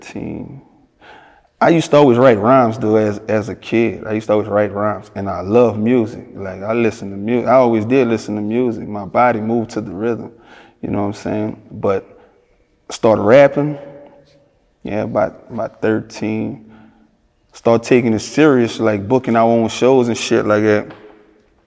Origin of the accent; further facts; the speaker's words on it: Louisiana, United States; I'm from Louisiana